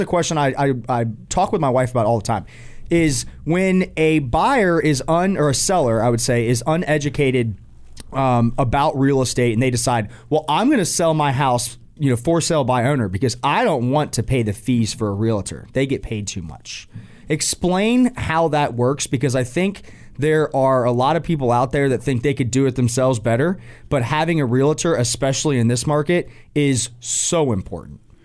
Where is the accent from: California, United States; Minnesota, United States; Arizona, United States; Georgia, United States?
Georgia, United States; Atlanta; moved away as an adult; now in Charlotte, United States; growing up in Atlanta